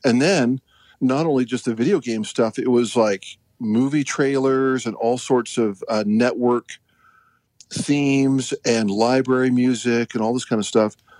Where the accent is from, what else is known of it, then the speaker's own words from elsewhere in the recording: Utah, United States; also born or lived in Alberta, Canada / Nashville; I'm originally from Alberta, Canada, and then uh, mom and dad moved the whole family down to Utah when I was a kid, and then uh, you know schooling